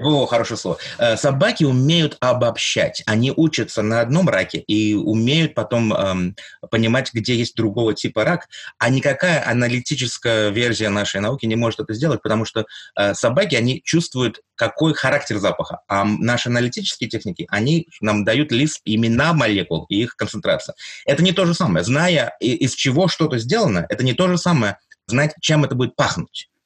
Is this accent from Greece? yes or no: yes; Greece; also born or lived in Moscow, Russia; now in United States; Я родился в Москве, вырос в Греции и работаю в MIT эм в Америке ученым.